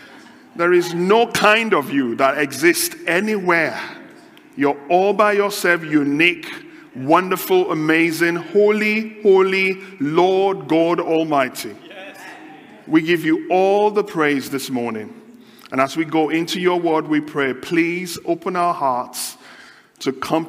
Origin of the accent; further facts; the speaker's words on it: Nigeria; now in United Kingdom; I come from Nigeria originally. Been in the UK just over 18 years.